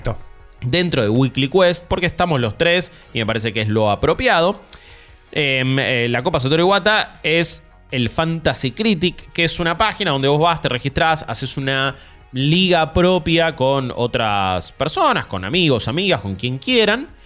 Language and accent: Spanish; Argentina; soy de Argentina, pa.